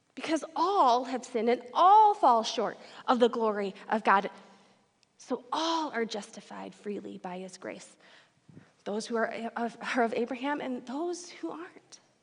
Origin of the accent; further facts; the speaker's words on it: Detroit, Michigan, United States; now in Fargo, United States; I did not grow up here in Fargo. I grew up in Metro Detroit, Michigan